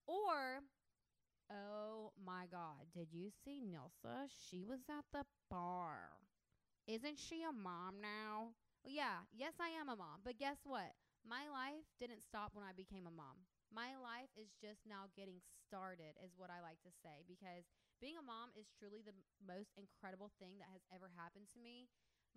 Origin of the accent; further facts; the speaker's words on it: the Florida Panhandle, United States; also born or lived in Destin, Florida / Georgia; I grew up in the Panhandle. I actually grew up about 45 minutes from Panama City Beach.